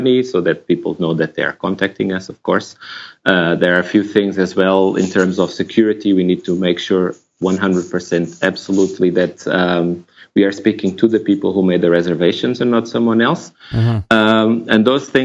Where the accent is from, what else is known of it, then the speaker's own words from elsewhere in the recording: Lisbon, Portugal; now in Berlin, Germany; So I'm Portuguese. I was born in Lisbon. I live in Berlin now. So that's already, I'm away from my hometown